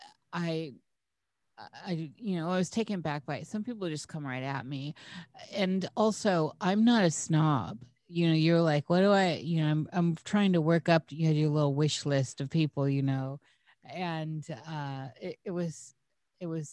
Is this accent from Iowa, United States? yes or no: yes; Iowa, United States; I was born in the United States, in Iowa